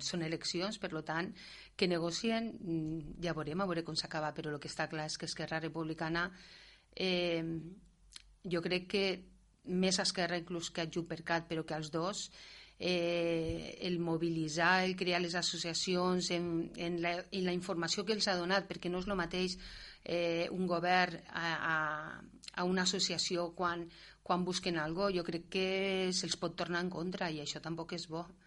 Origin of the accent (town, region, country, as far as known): Catalonia, Spain